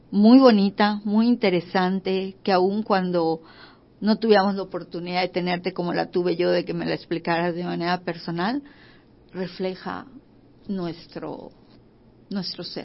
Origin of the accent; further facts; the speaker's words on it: Yucatán, Mexico; nuestra cultura, de, de los mayas antiguos, de lo que representa nuestra ciudad, de lo que somos nosotros como, como yucatecos.